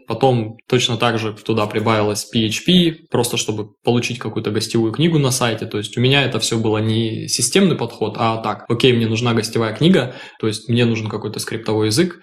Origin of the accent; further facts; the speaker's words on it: Krasnoyarsk, Krasnoyarsk Krai, Russia; moved away as an adult; now in Hamburg, Germany; я из Красноярска, коренной угу. красноярец, можно сказать.